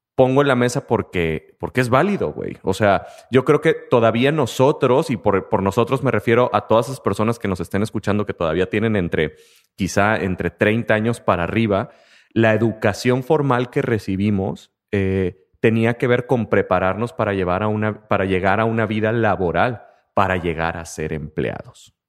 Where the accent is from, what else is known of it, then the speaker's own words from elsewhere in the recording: Mexico; el sistema de trabajo en muchas de las empresas de todo nuestro país